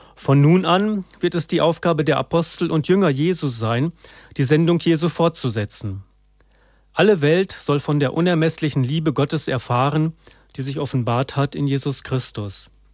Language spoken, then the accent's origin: German; Germany; bei uns in Deutschland